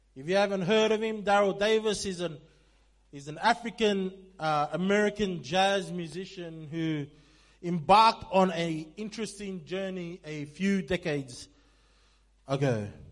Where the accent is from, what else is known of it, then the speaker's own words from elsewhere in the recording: Sydney, New South Wales, Australia; I'm from Sydney